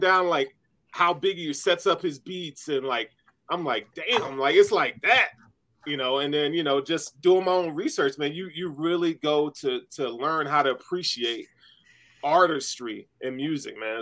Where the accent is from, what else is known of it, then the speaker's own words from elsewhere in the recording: the South, United States; I grew up in the South